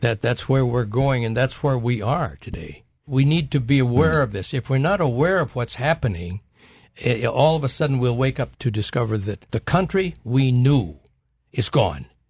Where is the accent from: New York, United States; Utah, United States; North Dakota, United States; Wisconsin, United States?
North Dakota, United States; moved away as an adult; I grew up in North Dakota